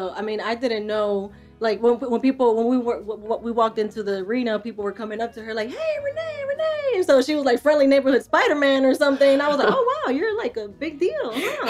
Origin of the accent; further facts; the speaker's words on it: New York, United States; I was mostly into baseball because I grew up in New York and my family's Dominican.